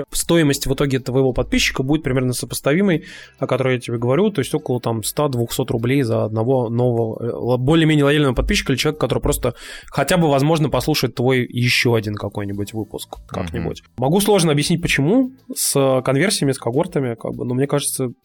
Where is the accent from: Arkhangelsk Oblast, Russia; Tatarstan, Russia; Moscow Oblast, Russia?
Tatarstan, Russia; Kazan; А вот мы тут, типа, из Казани.